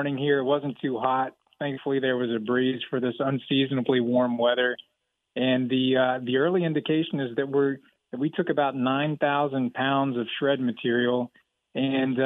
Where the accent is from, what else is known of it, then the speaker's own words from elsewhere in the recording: Dallas, Texas, United States; I grew up in Dallas